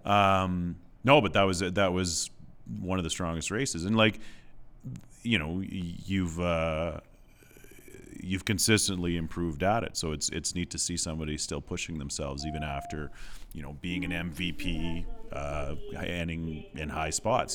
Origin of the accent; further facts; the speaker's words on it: southwest Saskatchewan, Canada; moved away; I grew up, like I said, in southwest Saskatchewan